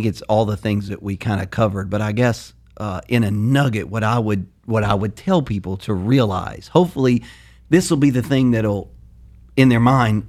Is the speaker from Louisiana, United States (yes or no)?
yes; Louisiana, United States; That's how we say it in Louisiana.